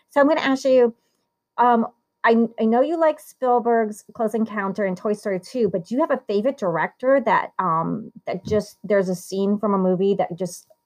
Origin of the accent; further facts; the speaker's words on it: Italy; born there; and I was born in Italy